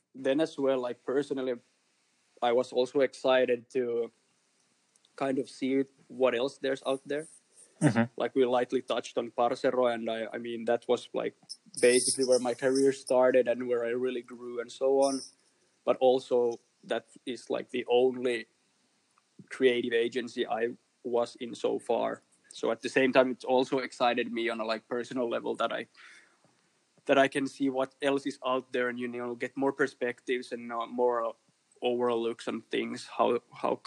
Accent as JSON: {"language": "English", "town": "Kristinestad", "region": "Ostrobothnia", "country": "Finland", "also_born_or_lived": "Turku, Finland / Helsinki, Finland", "moved": "as an adult", "lives_now": "Germany", "said": "It's a really small place that's not so known called Kristiinan kaupunki"}